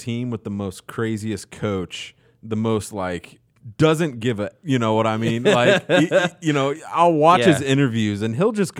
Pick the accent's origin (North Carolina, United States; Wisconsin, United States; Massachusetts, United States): Wisconsin, United States; born there; I was born in Wisconsin.